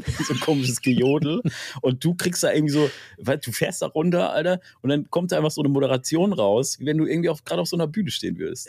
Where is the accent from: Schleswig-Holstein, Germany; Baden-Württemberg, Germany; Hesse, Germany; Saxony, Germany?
Baden-Württemberg, Germany; Freiburg; ich komme ursprünglich aus Freiburg